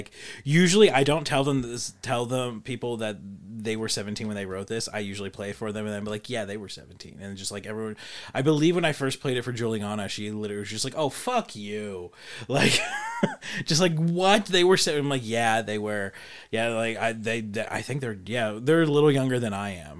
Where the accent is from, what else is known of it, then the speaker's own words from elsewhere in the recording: United States; I'm an American